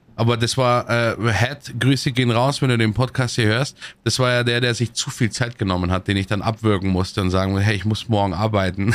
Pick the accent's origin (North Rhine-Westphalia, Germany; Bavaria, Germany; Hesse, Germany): Bavaria, Germany; Munich; ich komme ja aus München